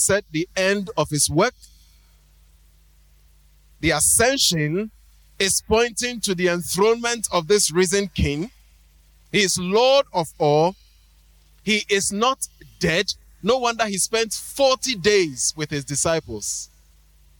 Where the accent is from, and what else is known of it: Ghana